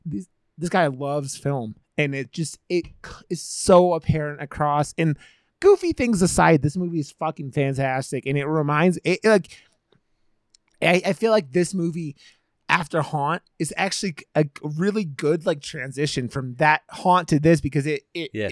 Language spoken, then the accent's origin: English; United States; as an American filmmaker